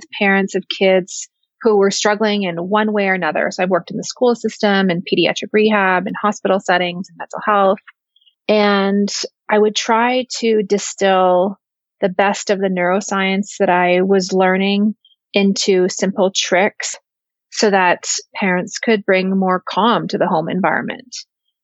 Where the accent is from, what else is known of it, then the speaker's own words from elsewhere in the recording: Canada; now in United States; I'm originally from Canada and now living, working, practicing in the United States.